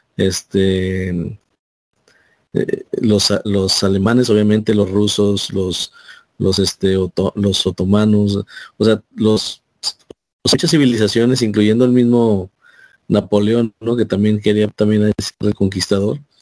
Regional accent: Mexico; nosotros como mexicanos

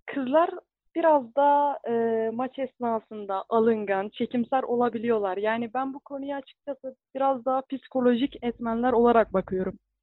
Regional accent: Gaziantep, Turkey; moved away as an adult; now in Iğdır, Turkey; ben 1999 Gaziantep doğumluyum. İlkokul ve lise dönemimi yine Gaziantep'te tamamladım.

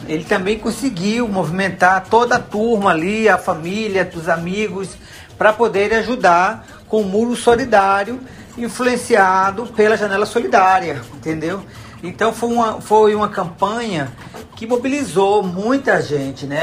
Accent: Sítio Novo, Bahia, Brazil; moved away as an adult; now in Lisbon, Portugal; Eu sou baiana, sou da cidade de Sítio Novo, né? É um distrito que pertence ao município de Catubaía

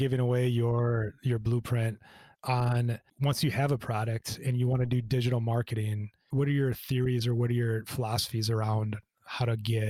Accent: Midwest, United States; we grew up in the Midwest

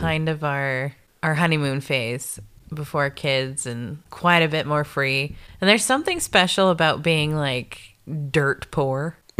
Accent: Canada; also born or lived in Nebraska, United States / South Dakota, United States; moved up to Canada when I was just about to turn ten

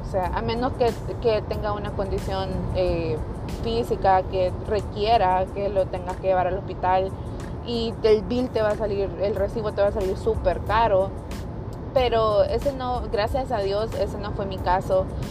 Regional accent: El Salvador; moved away as an adult; now in United States; yo soy salvadoreña, nací en El Salvador, me crié allá también. Me vine para los Estados Unidos a mis 19 años

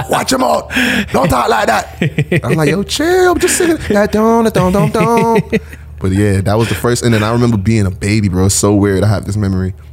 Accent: New York City, New York, United States; I'm a Bed-Stuy and Flatbush native

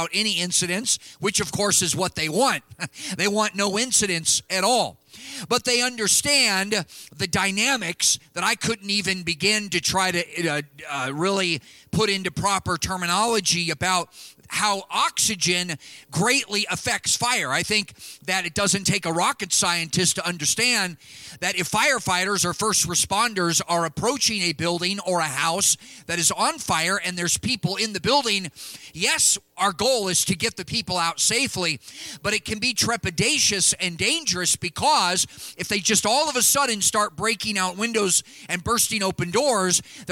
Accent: California, United States; moved away; my home state of California

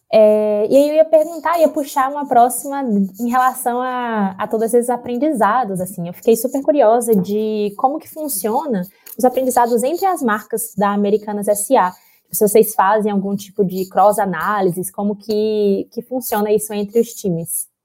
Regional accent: Bahia, Brazil; moved away; eu sou da Bahia, né? Eu não moro com meus pais já tem muitos anos.

